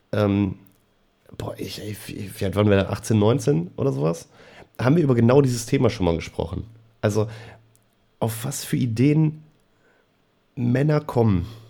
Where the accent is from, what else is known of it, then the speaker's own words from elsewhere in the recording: Germany; wir als, als Deutsche